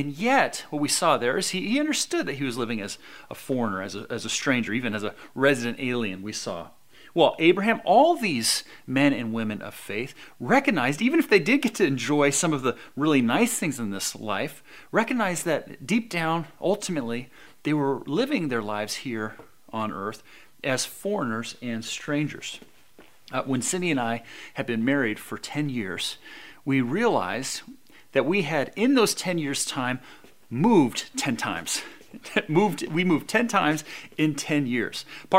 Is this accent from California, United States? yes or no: yes; Albany, California, United States; also born or lived in San Diego; when I grew up in San Diego, I was raised there until about 11 years old when my family moved to the Bay Area, the East Bay, over there by Berkeley, a little town called Albany, which is really where I was more or less raised.